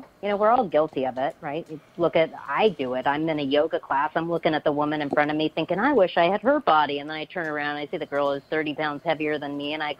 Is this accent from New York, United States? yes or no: no; Los Angeles, California, United States; I am from Los Angeles, California.